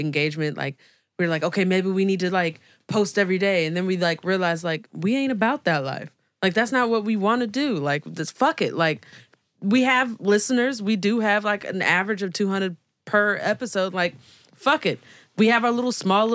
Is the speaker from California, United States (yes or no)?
yes; Oakland, California, United States; we're from Oakland